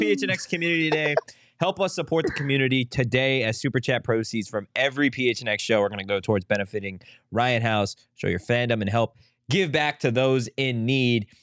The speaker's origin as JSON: {"language": "English", "town": "San Diego", "region": "California", "country": "United States", "said": "I'm from San Diego"}